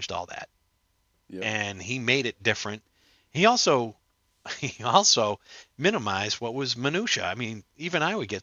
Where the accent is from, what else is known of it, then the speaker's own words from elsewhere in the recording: Boston, Massachusetts, United States; I'm from the Boston area